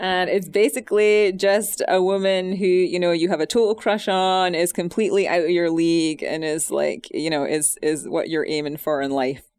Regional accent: Scotland, United Kingdom; moved away

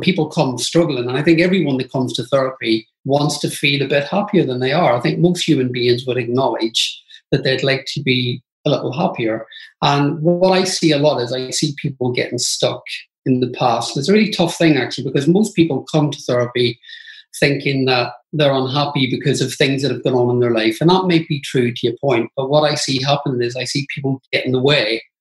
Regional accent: Belfast, Northern Ireland, United Kingdom; I grew up in Belfast and it was a really tough time to grow up in Northern Ireland

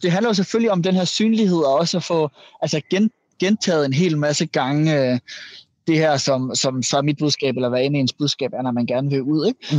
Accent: Jutland, Denmark; jeg kommer også fra Jylland

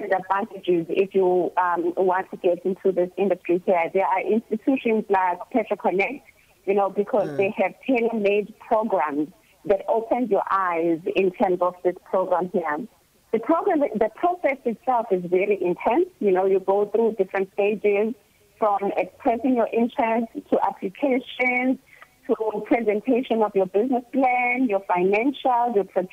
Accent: South Africa; moved away; also born or lived in Durban / Eastern Cape; I'm a farm girl. I come from Moiriba in a farm called Imidresi.

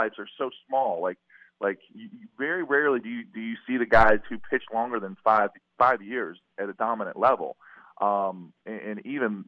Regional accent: West Virginia, United States; now in Florida, United States; I'm from West Virginia.

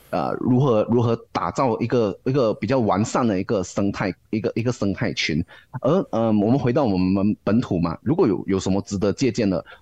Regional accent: Malaysia; 对于我们马来西亚人来说

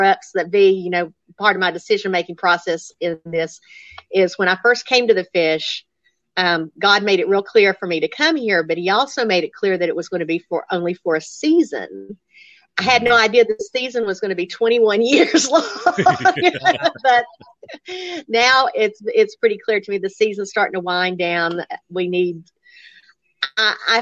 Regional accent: Appalachian Mountain Southern, United States; accent: Appalachian Mountain Southern; he put me with this little Appalachian Mountain Southern accent on a major radio station in a major market, and people made fun of my accent at University of Tennessee

